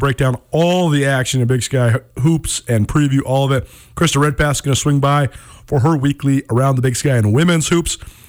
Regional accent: Missoula, Montana, United States; since I was a kid growing up in Missoula

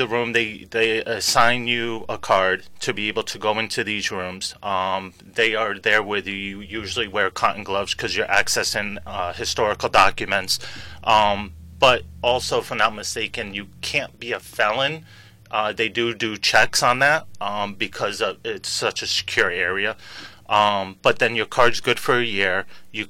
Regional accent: Stafford Springs, Connecticut, United States; also born or lived in Sicily; I grew up in Stafford Springs and up and down eastern Connecticut.

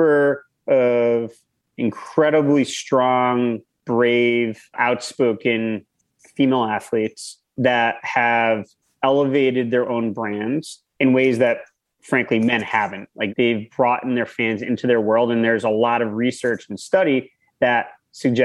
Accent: Connecticut, United States; now in Westchester, United States; I grew up in Connecticut.

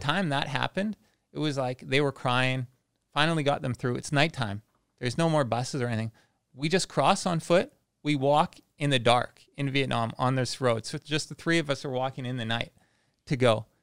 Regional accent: Langley, British Columbia, Canada; moved away as an adult; now in Phuket, Thailand; I'm from B C, just outside, uh, Vancouver

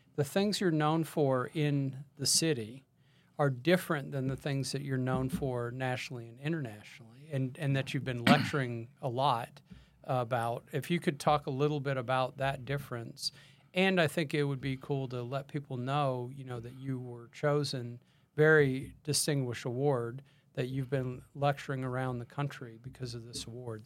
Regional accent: Texas, United States; I'm from Texas

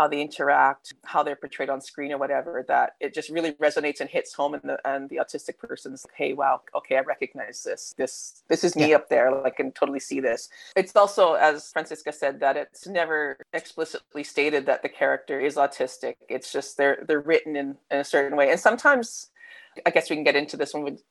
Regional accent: Canada; accent: Canadian; now in Melbourne, Australia; You can tell by the accent, though, I'm like Canadian. So, I mean, I'm Aussie by citizenship now, but I'm originally from Canada

